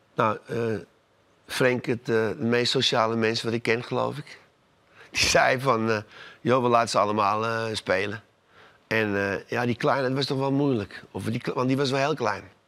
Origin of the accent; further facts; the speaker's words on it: Amsterdam, North Holland, Netherlands; Ik ben in Amsterdam geboren, ben een Amsterdamse jongen